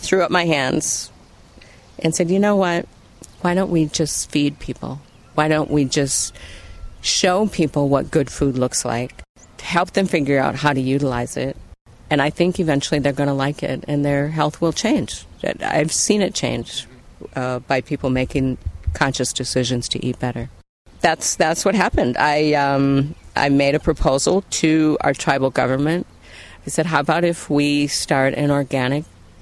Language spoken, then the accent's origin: English; Lower Sioux Reservation, Minnesota, United States; growing up in Native communities and spending most of my free time on the Lower Sioux Reservation